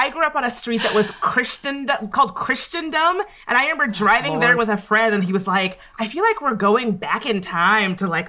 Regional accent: Midlothian, Virginia, United States; I grew up in a very small town called Midlothian, Virginia. It's right outside of Richmond, Virginia.

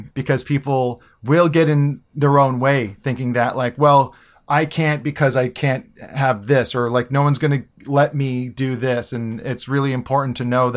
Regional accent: Hawaii, United States; I was born and raised in Hawaii

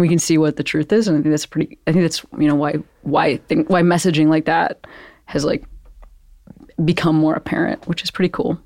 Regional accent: Western Springs, Illinois, United States; I'm from Western Springs, which is a little bit further east.

